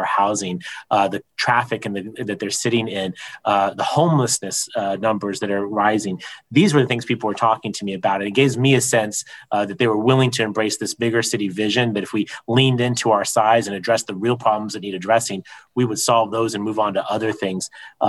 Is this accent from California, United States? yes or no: yes; San Diego, California, United States; as much as I would like to be a homeowner in my hometown, and I know that it's difficult for me, I think about the hundreds of thousands, if not more than a million San Diegans